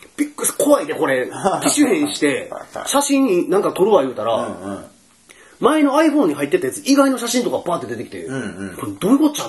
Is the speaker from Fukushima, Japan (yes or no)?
no; Kobe, Hyogo, Japan; 神戸出身やから